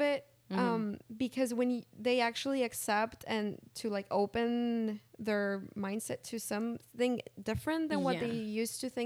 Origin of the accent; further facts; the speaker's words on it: Texas, United States; also born or lived in Mexico; I was born in Mexico, but I was raised over here